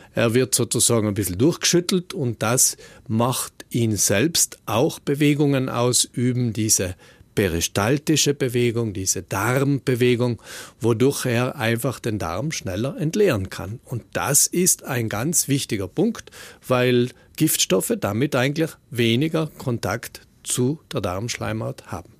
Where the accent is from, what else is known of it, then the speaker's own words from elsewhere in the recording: South Tyrol, Trentino-Alto Adige, Italy; wir Südtiroler